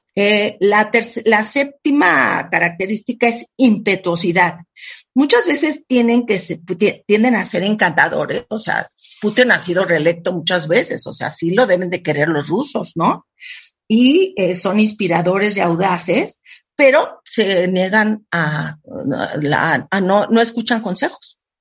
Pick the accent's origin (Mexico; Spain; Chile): Mexico; Yo soy súper mexicana